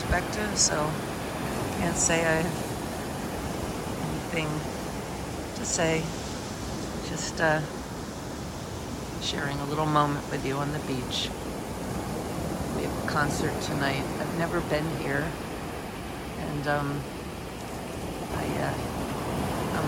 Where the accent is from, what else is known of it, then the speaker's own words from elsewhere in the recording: New Jersey, United States; also born or lived in New York City; I was raised in South Jersey, not far from the sea, and New York City